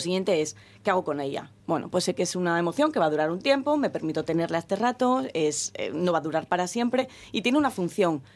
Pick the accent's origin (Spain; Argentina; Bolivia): Spain; Gijón, Asturias; Los que somos de Gijón